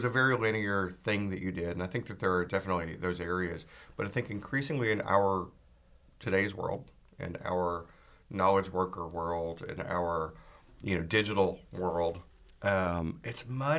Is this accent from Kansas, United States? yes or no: no; Georgia, United States; also born or lived in California / Texas / England / Boston; now in Portland, United States; And I mean, I grew up in Georgia and lived in California and lived, you know, in Texas and lived in England and Boston, like all over.